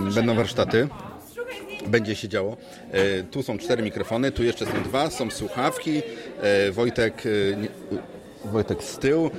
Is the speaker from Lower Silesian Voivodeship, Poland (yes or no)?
no; Poznań, Greater Poland, Poland; my z Poznania